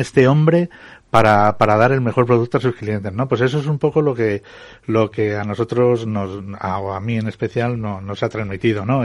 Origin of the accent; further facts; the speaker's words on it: Fuentidueña de Tajo, Community of Madrid, Spain; mi pueblo de Fuente Doña de Tajo